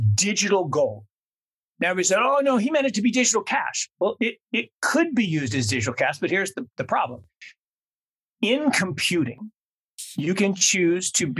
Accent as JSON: {"language": "English", "town": "Seattle", "region": "Washington", "country": "United States", "tie": "born or raised there", "said": "When I was growing up in Seattle down the road from you in the 70s"}